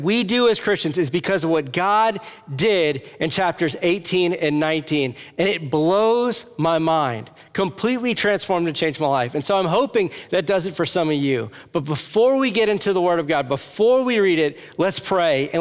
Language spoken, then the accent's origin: English; Louisiana, United States; moved away as an adult; also born or lived in Texas / Iowa; now in Cincinnati, United States; I am from Louisiana